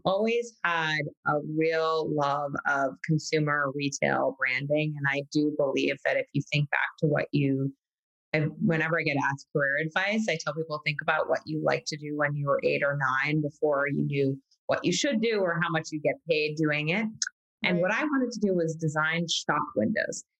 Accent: New York City, New York, United States; born and raised New Yorker, Manhattanite

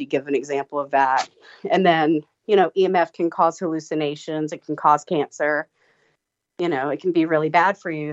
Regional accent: Tybee Island, Georgia, United States; I grew up on Tybee Island, which is on the East Coast. It's the Savannah Beach

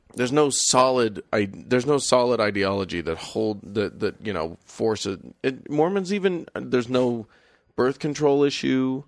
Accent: United States; we as Americans

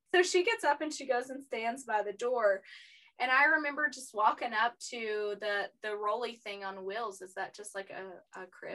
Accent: East Tennessee, United States; I'm from East Tennessee and that's where Knoxville is

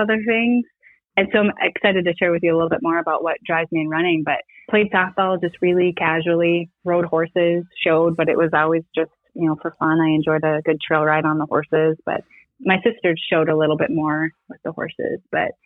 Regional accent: south of Duluth, northern Minnesota, United States; also born or lived in Twin Cities, Minnesota; I originally grew up in this area and moved back about 4 years ago.

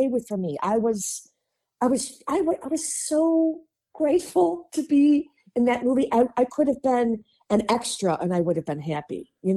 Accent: Chicago, Illinois, United States; accent: Midwestern; moved away; I'm from Chicago

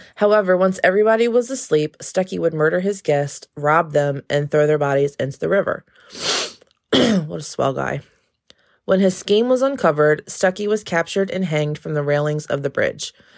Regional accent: Maryland, United States; my home state. Waldorf, Maryland.

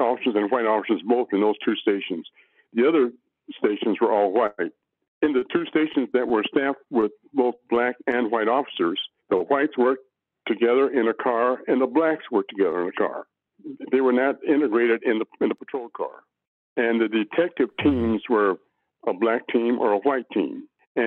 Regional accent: Los Angeles, California, United States; also born or lived in Little Rock, Arkansas; I grew up in San Pedro, a totally integrated neighborhood

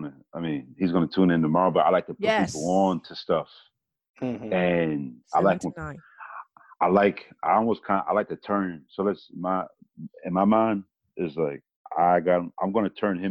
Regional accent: New York City, New York, United States; now in Washington, D.C., United States; I'm born in Queens

